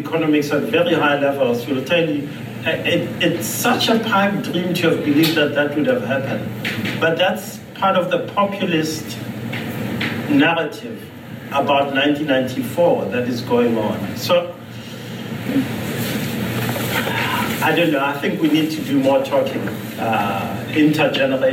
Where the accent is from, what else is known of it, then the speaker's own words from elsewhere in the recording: South Africa; as a South African